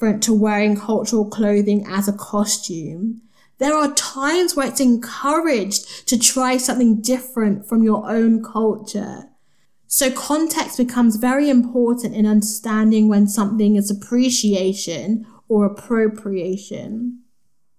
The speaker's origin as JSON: {"language": "English", "country": "Nigeria", "said": "There was me, of course, from Nigeria."}